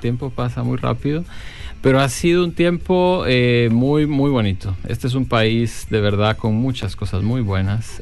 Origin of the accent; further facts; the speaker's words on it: Guatemala; now in New Zealand; como Chapín, como le decimos a los guatemaltecos, me siento orgulloso también de ser Chapín